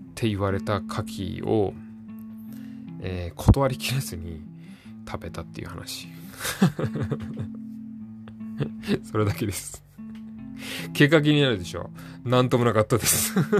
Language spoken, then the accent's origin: Japanese; Tokyo, Japan; also born or lived in Chiba; 僕の地元も、そこの、あの、今言った、そこの、行き先によって値段が違うバスも、それ同じ東京